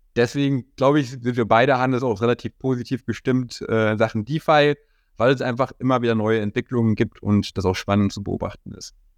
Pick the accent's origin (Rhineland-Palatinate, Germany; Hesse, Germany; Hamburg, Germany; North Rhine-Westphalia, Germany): North Rhine-Westphalia, Germany; near Bonn; in Bonn, äh, das ist in der Nähe von meiner Heimatstadt